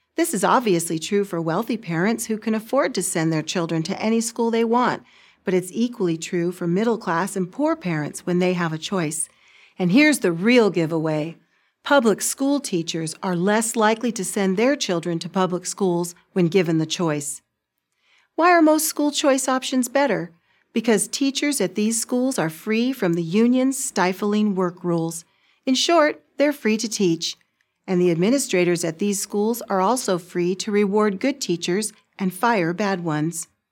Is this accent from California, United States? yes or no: yes; California, United States; in my home state of California